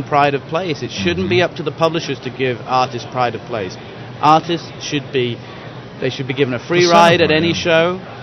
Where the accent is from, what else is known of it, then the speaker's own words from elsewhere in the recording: England, United Kingdom; now in Los Angeles, United States; I'm English